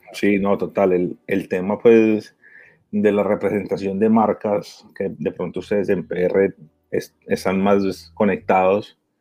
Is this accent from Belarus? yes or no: no; Miami, Florida, United States; moved away as an adult; also born or lived in Barranquilla, Colombia; now in Colombia; colombiano, me crié en Miami.